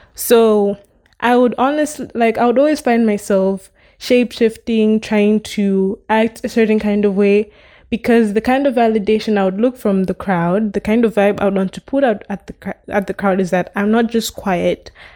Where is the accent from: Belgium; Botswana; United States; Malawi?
Malawi; from where I come from, I'm from Malawi